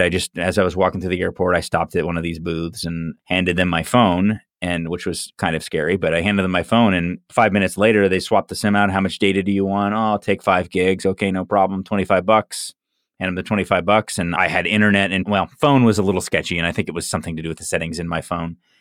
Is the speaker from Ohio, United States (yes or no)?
no; Orlando, Florida, United States; I grew up in Orlando, and we used to always complain about the traffic here